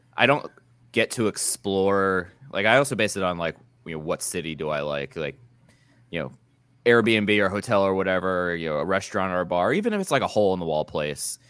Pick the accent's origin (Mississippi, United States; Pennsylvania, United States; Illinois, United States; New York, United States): Pennsylvania, United States; Philadelphia; moved away as an adult; I grew up in Philly until you know this year